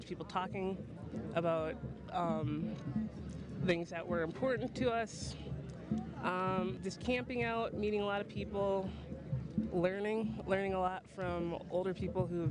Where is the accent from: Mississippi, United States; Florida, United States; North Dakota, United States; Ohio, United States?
North Dakota, United States; I'm from North Dakota